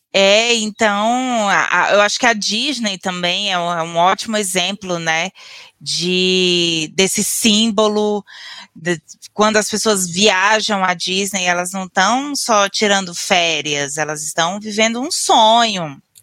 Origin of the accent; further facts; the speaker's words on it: Northeast Region, Brazil; now in South Brazil; Eu sou uma nordestina erradicada no sul do Brasil